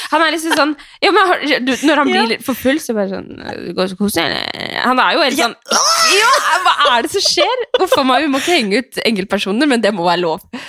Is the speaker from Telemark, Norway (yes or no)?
yes; Skien, Telemark, Norway; jeg er jo fra Skien